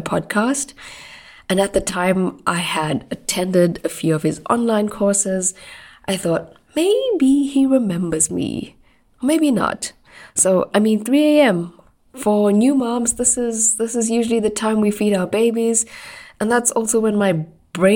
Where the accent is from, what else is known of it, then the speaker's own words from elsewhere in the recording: Durban, KwaZulu-Natal, South Africa; I lived in Durban, so that's my hometown in South Africa.